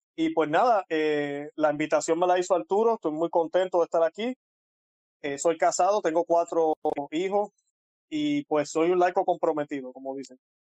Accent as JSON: {"language": "Spanish", "country": "Puerto Rico", "said": "soy puertorriqueño, tengo un acento un poco extraño tal vez para ustedes"}